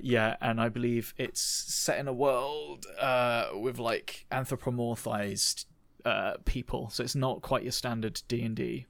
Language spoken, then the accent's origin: English; United Kingdom; they're very, uh, British like us